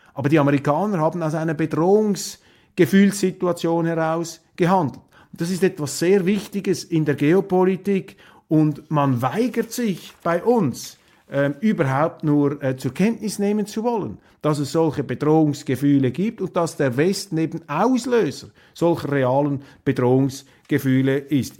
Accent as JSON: {"language": "German", "country": "Switzerland", "said": "für mich jetzt als Schweizer, als Neutraler"}